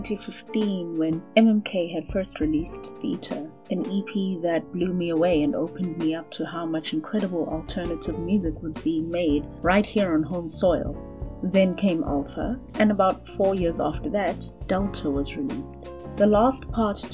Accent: Johannesburg, Gauteng, South Africa; I'm from Joburg

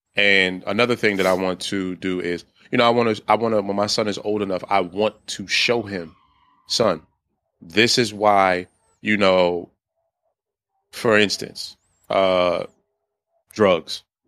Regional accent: Washington, District of Columbia, United States; moved away as an adult; now in Baltimore, United States; I was born and raised in D C

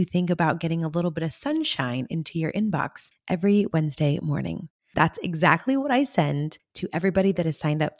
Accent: California, United States; I come from California

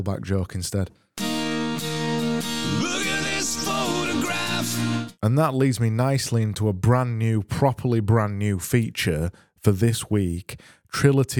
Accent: United Kingdom; I am a British person

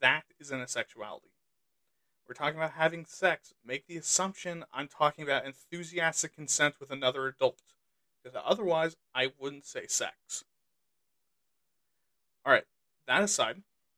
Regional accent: United States; I'm American

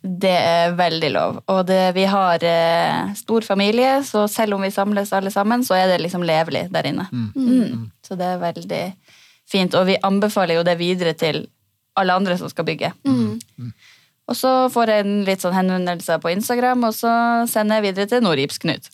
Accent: Senja, Troms, Norway; now in Sarpsborg, Norway; jeg kommer fra Senja

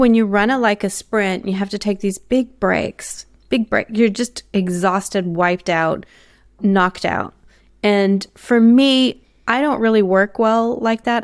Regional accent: United States; now in Australia; for me as an American

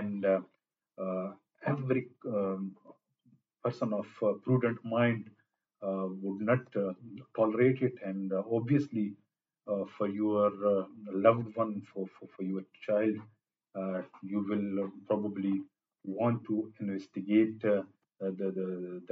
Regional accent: Peshawar, Khyber Pakhtunkhwa, Pakistan; moved away as an adult; now in United Kingdom; I born and brought up in Peshawar, Pakistan.

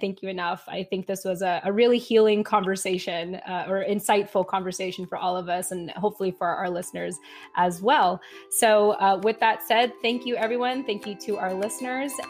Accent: United States; this whole journey of being a Filipino American woman

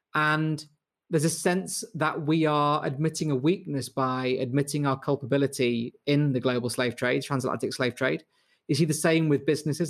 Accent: Manchester, North West England, United Kingdom

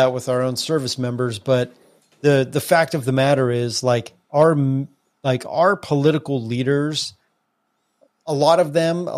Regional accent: United States; we live in America, we grew up in America

